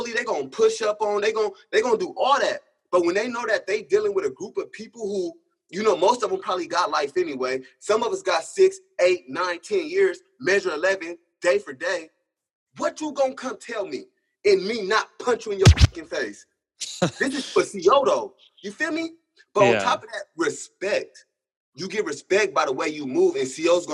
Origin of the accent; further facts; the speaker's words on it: Sacramento, California, United States; moved away; also born or lived in Portland, Oregon; I'm from Sacramento, California